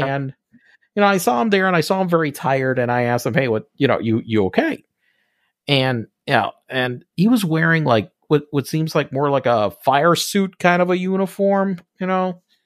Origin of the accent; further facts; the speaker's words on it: Puerto Rico; I'm from Puerto Rico